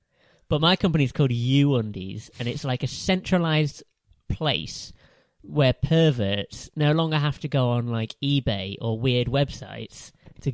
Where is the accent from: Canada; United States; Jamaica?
Jamaica; I think you should know that by now. Where am I from, Sean?